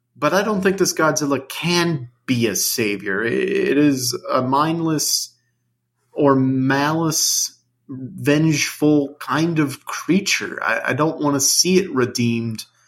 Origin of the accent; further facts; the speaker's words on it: United States; I'm American